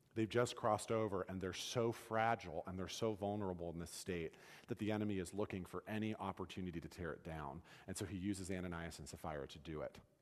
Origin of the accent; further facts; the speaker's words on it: United States; as Americans